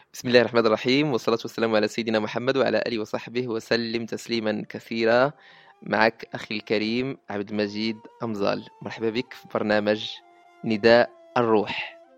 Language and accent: Arabic; Morocco; عندنا في المغرب